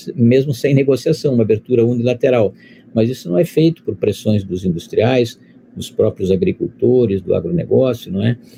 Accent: Brazil

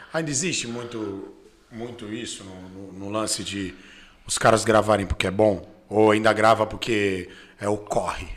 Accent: Santos, São Paulo, Brazil; a gente é de Santos

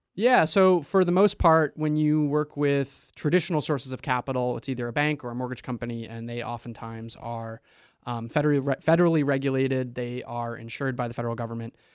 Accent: New York, United States; moved away as an adult; also born or lived in Maine; now in Portland, Maine, United States; I'm from away. I'm originally from New York, and I went to college up here, and I drank the Kool-Aid and stuck around

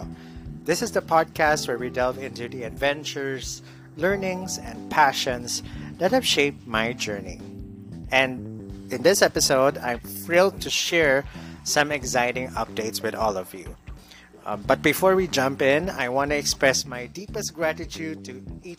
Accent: Davao City, Davao Region, Philippines; moved away as an adult; now in Cebu City, Philippines; my hometown in Davao City

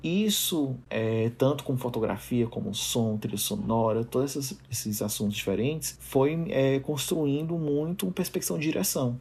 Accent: Fortaleza, Ceará, Brazil; eu sou de Fortaleza

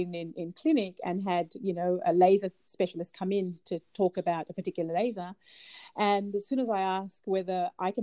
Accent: Australia; I'm Australian

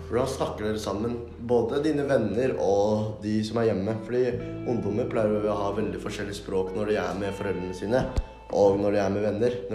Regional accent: Somalia; now in Norway; Men jeg har jo bodd i Norge i nå ti år og har norsk statsborgerskap. Som vil si at jeg egentlig er norsk, men pga. min bakgrunn og kultur så vil jeg si meg selv som

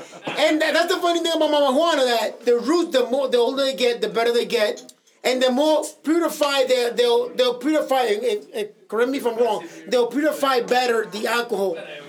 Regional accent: Dominican Republic; born or raised there

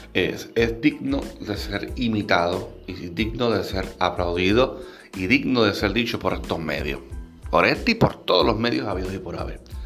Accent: Puerto Rico; mi país, Puerto Rico.

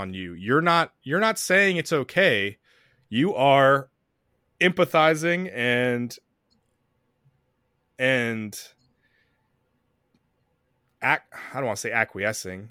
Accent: the South, United States; we're both from the South.

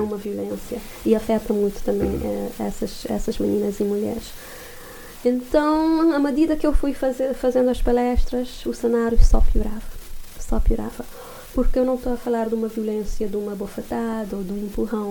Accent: Santo Antão Island, Cape Verde; moved away; eu sou da Ilha de Santo Antão

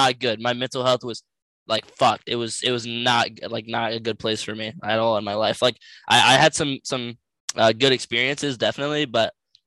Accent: United States; I'm from the United States of America

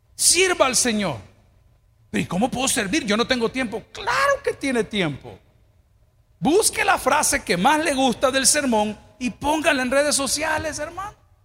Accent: El Salvador; como buenos salvadoreños

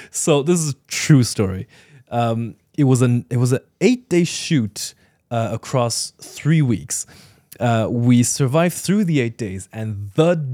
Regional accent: Ireland; also born or lived in China; Uh, when I was eight years old, I was born and raised in China and then immigrated to Ireland.

